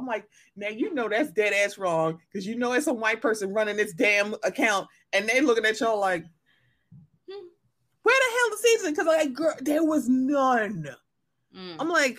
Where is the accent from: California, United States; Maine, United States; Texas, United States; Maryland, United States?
Maryland, United States; I'm from Maryland, so a lot of people say dog.